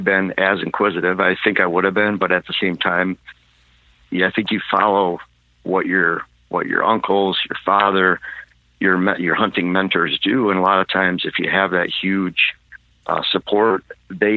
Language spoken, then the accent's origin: English; Michigan, United States; moved away as an adult; now in Wisconsin, United States; I was born and raised in Michigan. In fact, I lived there for 42 years, and then the past 5 years in Wisconsin